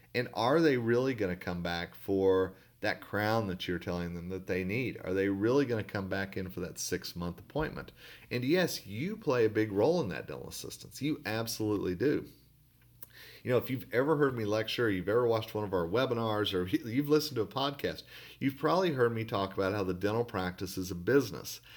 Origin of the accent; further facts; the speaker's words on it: Tulsa, Oklahoma, United States; where I grew up in Tulsa, Oklahoma